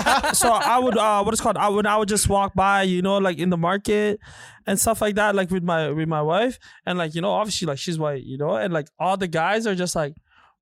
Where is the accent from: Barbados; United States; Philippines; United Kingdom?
Philippines; now in Canada; I was born in the Philippines.